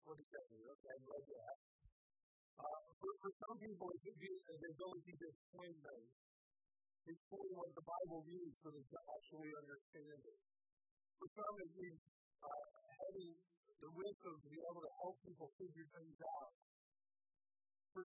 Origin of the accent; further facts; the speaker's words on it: Indiana, United States; moved away as an adult; now in Michigan, United States; I'm from the North. I'm from Indiana